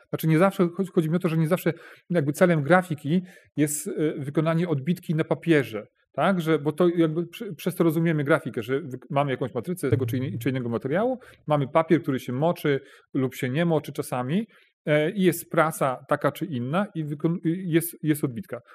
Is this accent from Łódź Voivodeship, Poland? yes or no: yes; Bełchatów, Łódź Voivodeship, Poland; ja pochodzę z, czy wychowałem się w takim niedużym robotniczym mieście, jakim jest Bełchatów, to jest województwo, województwo łódzkie.